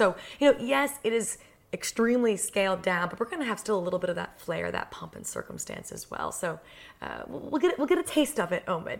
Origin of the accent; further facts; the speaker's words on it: United States; as an American